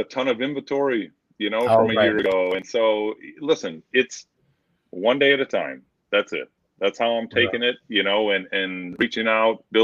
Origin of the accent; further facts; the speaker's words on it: Michigan, United States; moved away; I grew up in Michigan, graduated in 96, and played football